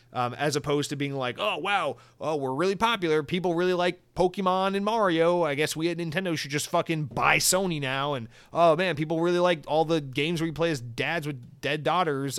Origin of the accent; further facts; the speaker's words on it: United States; I'm American and I guess I got it in my blood